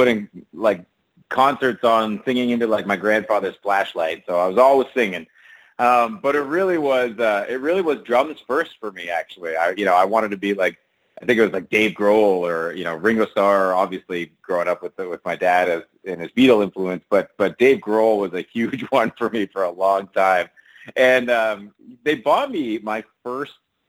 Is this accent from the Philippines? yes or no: no; Toronto, Ontario, Canada; growing up in Toronto